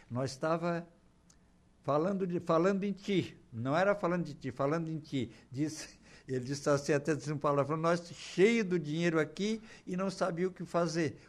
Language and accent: Portuguese; Torres, Rio Grande do Sul, Brazil; moved away as an adult; also born or lived in São João do Sul, Santa Catarina; now in Araranguá, Brazil; Nasci em Santa Catarina, mas me criei em Torres. A minha infância, dos, sete, dos anos até os vinte. foi em Torres